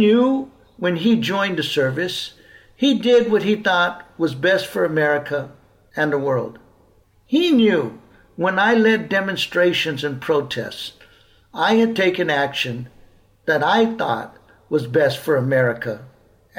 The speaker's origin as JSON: {"language": "English", "region": "Southern California", "country": "United States", "tie": "born or raised there", "said": "We grew up in California, I in the South"}